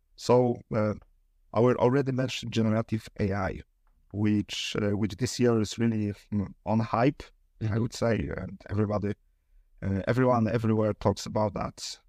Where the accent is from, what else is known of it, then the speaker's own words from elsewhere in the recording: Poznań, Greater Poland, Poland; we are from Poznań